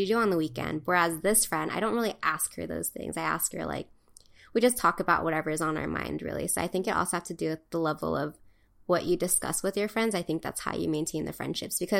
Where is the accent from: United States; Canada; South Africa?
United States; Hawaii; moved away as an adult; also born or lived in California; growing up in Hawaii